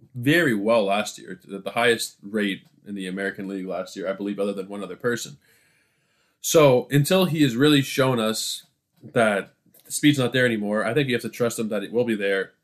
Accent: Toronto, Ontario, Canada; I'm from Toronto

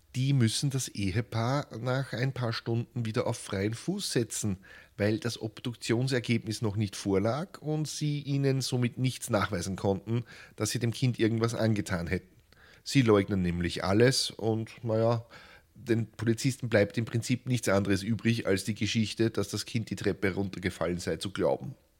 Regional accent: Lower Austria, Austria; einem ungebildeten Barbaren aus Niederösterreich

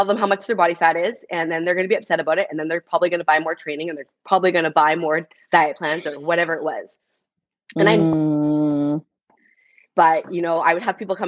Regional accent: Canada; first language English; also born or lived in United States; now in Vancouver, Canada; being Canadian, being in the US

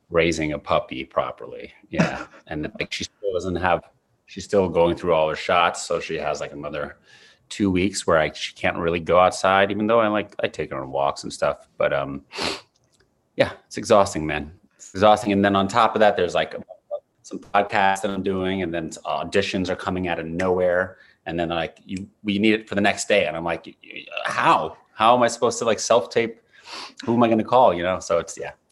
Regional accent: New York City, New York, United States; New York City, Upper West Side, like, Morningside Heights

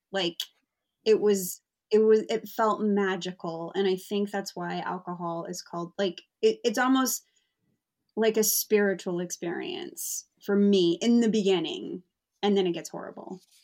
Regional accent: United States; now in London, United Kingdom; I'm American

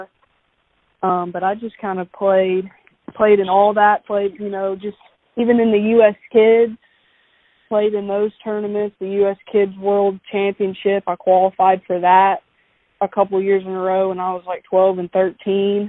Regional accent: Knoxville, Tennessee, United States; I grew up in Knoxville, actually. Grew up here and played middle school golf at West Valley

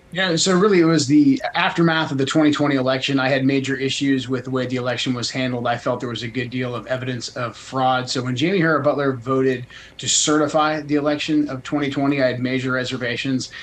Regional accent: Portland, Oregon, United States; moved away as an adult; I grew up in Portland, left in 98, but I moved back briefly to get my kids closer to my family

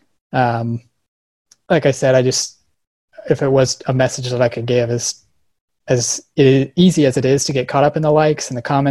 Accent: Colorado, United States; I grew up in Colorado

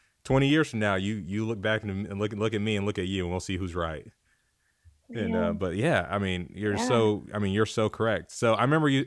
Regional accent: Mississippi, United States; now in Phoenix, United States; I'm from Mississippi

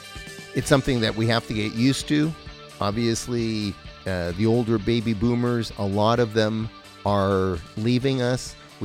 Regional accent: Montreal, Quebec, Canada; as a kid growing up on the West Island of Montreal

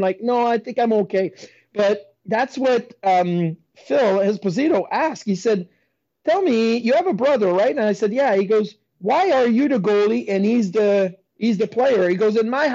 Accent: Quebec City, Quebec, Canada; moved away as an adult; I was in Quebec City

